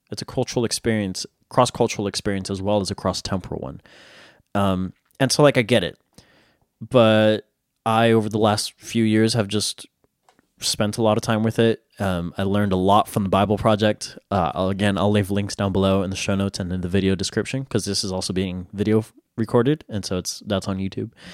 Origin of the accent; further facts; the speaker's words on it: United States; I'm an American